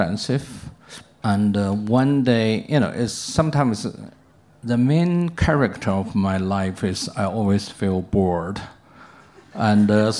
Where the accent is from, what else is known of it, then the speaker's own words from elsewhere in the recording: China; moved away as an adult; also born or lived in New York; I come back to China